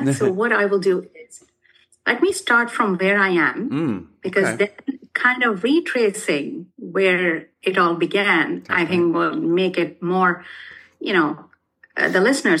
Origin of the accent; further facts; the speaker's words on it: New Delhi, Delhi, India; moved away as an adult; now in Canada; I am originally from India.